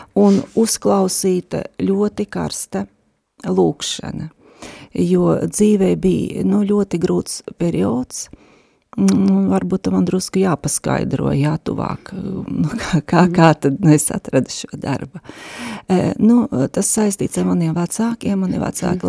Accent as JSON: {"language": "Latvian", "town": "Daugavpils", "region": "Latgale", "country": "Latvia", "tie": "born or raised there", "moved": "as an adult", "lives_now": "Riga, Latvia", "said": "es esmu dzimusi Daugavpilī un līdz 19 gadu vecumam esmu dzīvojusi tur"}